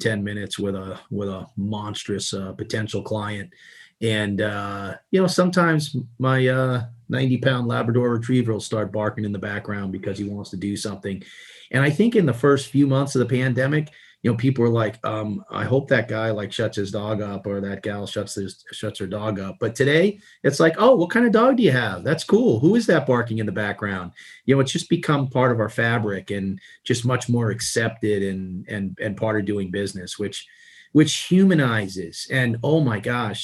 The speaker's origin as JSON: {"language": "English", "town": "New York City", "region": "New York", "country": "United States", "tie": "born or raised there", "said": "growing up in Queens, you know, you like, in order to put the next meal on the table, everybody had to contribute and bring money home"}